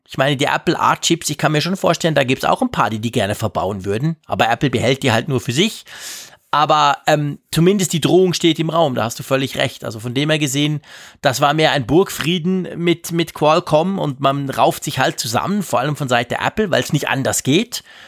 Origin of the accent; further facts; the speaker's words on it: Switzerland; als Schweizer